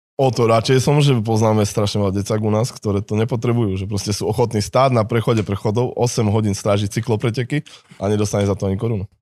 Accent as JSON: {"language": "Slovak", "region": "Košice Region", "country": "Slovakia", "said": "u nás v Košickom kraji"}